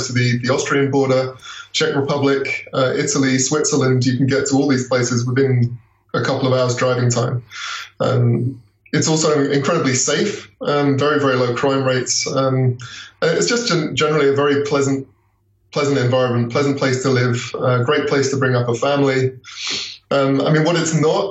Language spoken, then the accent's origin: English; England, United Kingdom; moved away as an adult; now in Munich, Germany; where I grew up in England